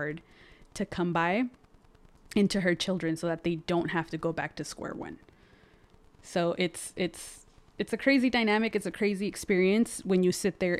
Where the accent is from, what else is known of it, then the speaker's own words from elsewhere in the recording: San Fernando Valley, California, United States; first language Spanish; English is a second language; being raised by a black woman in a predominantly Hispanic neighborhood or city or even valley